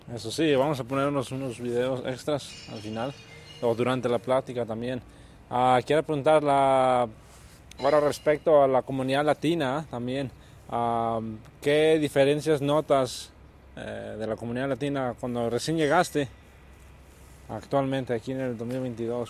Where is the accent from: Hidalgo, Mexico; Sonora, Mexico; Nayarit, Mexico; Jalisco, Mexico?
Nayarit, Mexico; now in Oregon, United States; de Nayarit, de donde soy yo